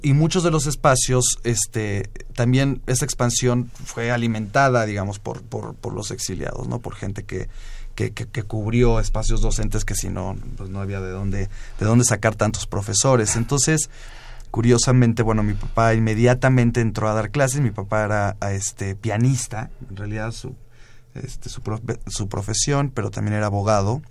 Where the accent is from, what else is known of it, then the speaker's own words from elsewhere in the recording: Mexico; also born or lived in La Plata, Argentina; yo llegué muy chico a México a los, en 1976